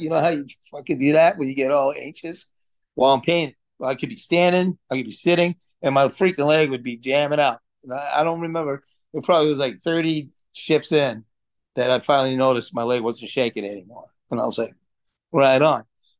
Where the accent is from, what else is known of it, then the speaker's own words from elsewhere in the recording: Lowell, Massachusetts, United States; also born or lived in Florida; I grew up in Lowell, Massachusetts, right? So, like, you know, I had a mullet the whole nine yards before I moved down to Florida and shit.